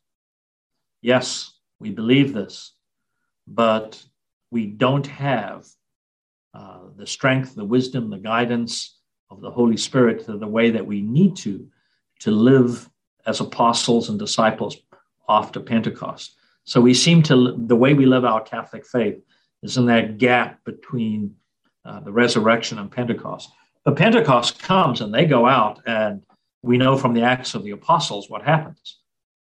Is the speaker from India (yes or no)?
no; South Africa; now in United States; growing up in South Africa, Ascension Day was always a public holiday